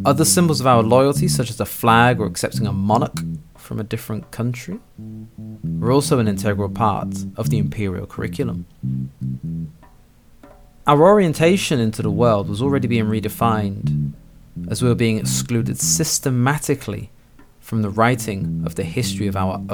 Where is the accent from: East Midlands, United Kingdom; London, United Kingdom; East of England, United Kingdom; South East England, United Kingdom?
London, United Kingdom; I'm from London. No, but really. London